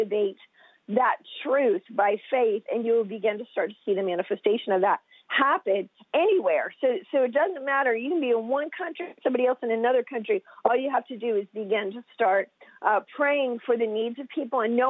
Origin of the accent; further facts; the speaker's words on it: United States; I'm from the United States